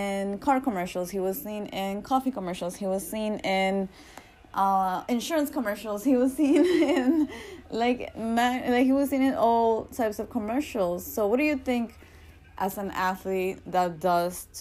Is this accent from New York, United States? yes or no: yes; New York, United States; I'm from New York